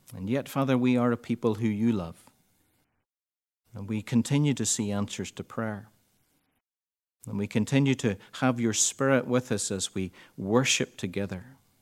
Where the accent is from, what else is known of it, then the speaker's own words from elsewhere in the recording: Ireland; we're Irish